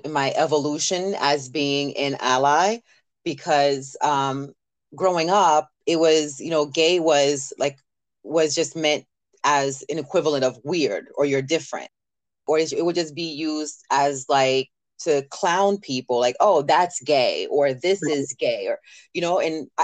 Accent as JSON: {"language": "English", "region": "the South", "country": "United States", "tie": "born or raised there", "moved": "yes", "lives_now": "New York, United States", "said": "growing up in the South"}